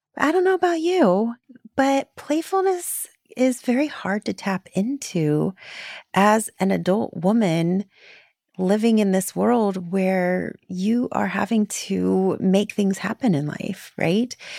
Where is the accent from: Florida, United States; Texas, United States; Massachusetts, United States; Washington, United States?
Florida, United States; I grew up in Florida